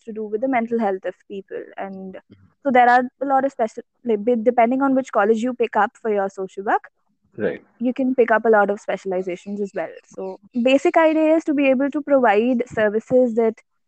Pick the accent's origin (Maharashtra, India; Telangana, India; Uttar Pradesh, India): Uttar Pradesh, India; Ghaziabad; moved away as an adult; also born or lived in Kerala; now in Chennai, India; So my native is Kerala and I've been born and brought up in Ghaziabad, like all my life.